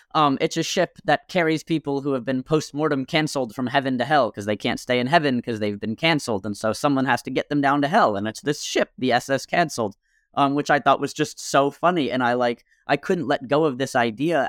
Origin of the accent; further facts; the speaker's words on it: Millburn, New Jersey, United States; There was this bar in my hometown. I'm from a small town in Milburn, New Jersey